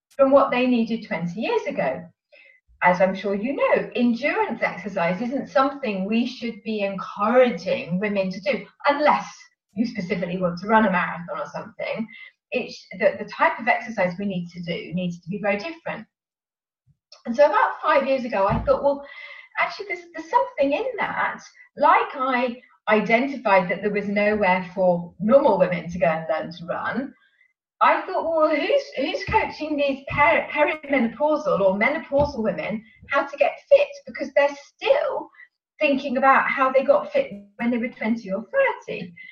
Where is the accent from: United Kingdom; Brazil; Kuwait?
United Kingdom; Sevenoaks, South East England; also born or lived in London; I come from Sevenoaks in Kent